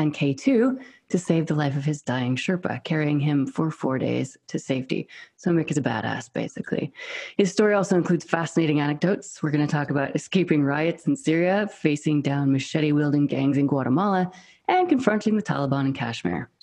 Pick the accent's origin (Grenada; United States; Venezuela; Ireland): United States; accent: American; moved away as an adult; also born or lived in Scotland; now in United Kingdom; I'm American and British